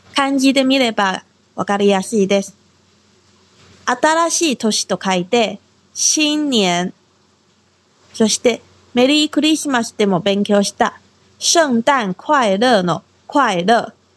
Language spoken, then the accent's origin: Japanese; Taiwan; now in Okinawa, Japan; 私は台湾出身で中国語担当